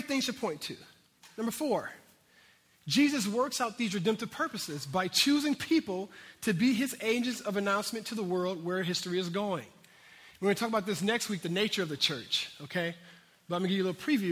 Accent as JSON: {"language": "English", "country": "United States", "said": "I'm American here"}